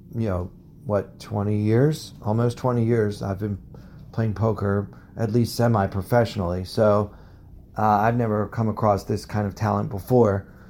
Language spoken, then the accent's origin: English; United States; I am from America